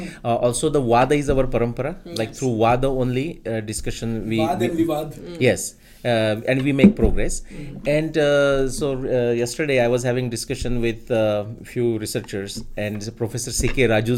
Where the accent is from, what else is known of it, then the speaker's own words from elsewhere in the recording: India; moved away; My background coming into this was obviously going back to growing up in India.